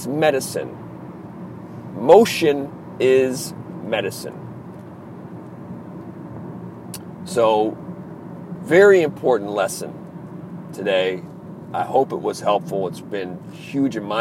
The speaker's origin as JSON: {"language": "English", "region": "Maryland", "country": "United States", "accent": "East Coast", "said": "I'm from the East Coast. I'm from Maryland."}